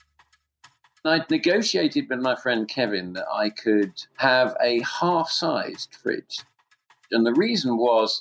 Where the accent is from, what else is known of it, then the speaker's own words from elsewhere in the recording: London, United Kingdom; I'm from London, England, and I'm a writer